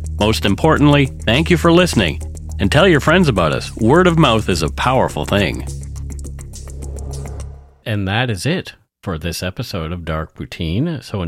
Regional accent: Nova Scotia, Canada; accent: Nova Scotia; My Nova Scotia accent changed over the years, too.

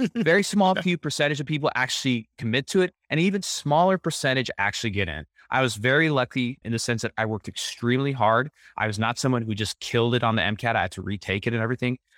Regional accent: El Paso, Texas, United States; I'm born and raised in El Paso, Texas. I'm a first generation American

